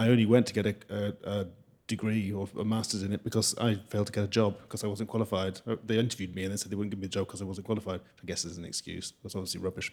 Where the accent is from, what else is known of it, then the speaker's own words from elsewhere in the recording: London, United Kingdom; also born or lived in Wales; now in Scotland, United Kingdom; I live in Scotland. Um, I, uh, I have, I was born in London. I'm entirely Welsh.